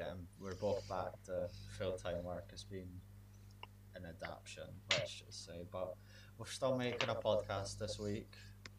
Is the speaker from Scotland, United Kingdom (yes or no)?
yes; Scotland, United Kingdom; I think being Scottish